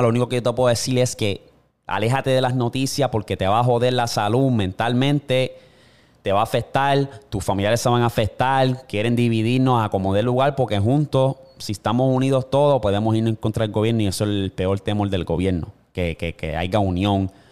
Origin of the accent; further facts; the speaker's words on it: Puerto Rico; donde yo vivo, o sea, donde nací y me crié en Puerto Rico